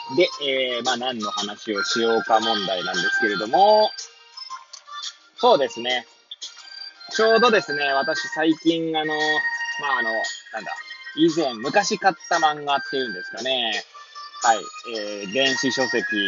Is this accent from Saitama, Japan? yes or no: no; Hachioji, Tokyo, Japan; moved away as an adult; now in Kamaishi, Japan; 八王子生まれ八王子育ち震災の前の年から釜石で働くポンコツ